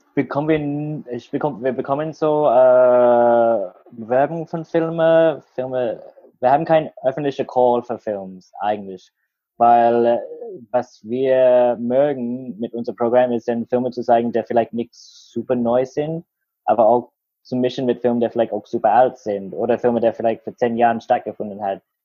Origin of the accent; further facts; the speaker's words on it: Australia; German is a second language; moved away as an adult; now in Berlin, Germany; wo ich aufgewachsen war in Australien